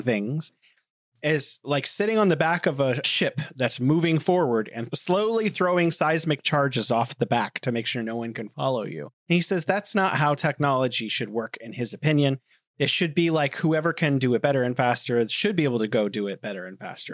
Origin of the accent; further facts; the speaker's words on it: United States; moved away as an adult; also born or lived in San Francisco / Korea / Beijing; now in China; I grew up in America